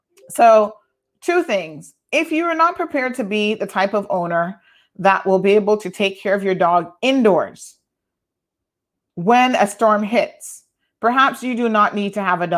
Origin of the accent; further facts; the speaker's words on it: Tampa, Florida, United States; now in Cayman Islands; a dog named Prince that I grew up with in Tampa